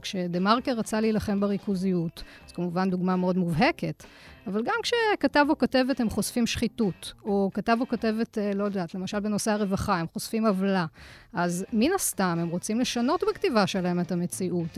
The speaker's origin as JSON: {"language": "Hebrew", "town": "Jerusalem", "region": "Jerusalem District", "country": "Israel", "tie": "born or raised there", "said": "גדלתי במשפחה דתית בירושלים, אה, להורים שעלו מצרפת"}